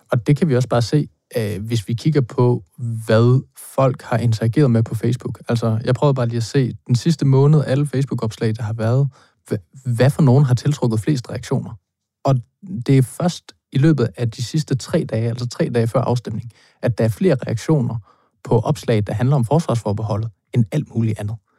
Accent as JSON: {"language": "Danish", "area": "Thy", "region": "North Denmark Region", "country": "Denmark", "said": "jeg er fra Thy"}